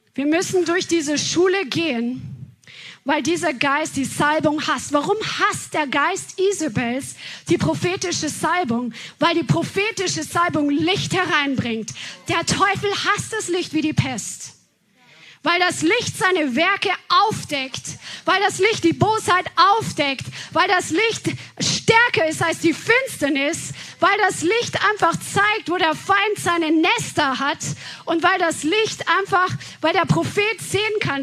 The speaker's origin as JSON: {"language": "German", "region": "Bavaria", "country": "Germany", "tie": "born or raised there", "moved": "yes", "said": "wo wir aus Bayern herkommen"}